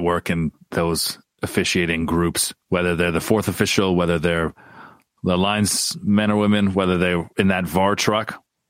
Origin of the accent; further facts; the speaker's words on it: Windsor, Ontario, Canada; My hometown of Windsor, Ontario.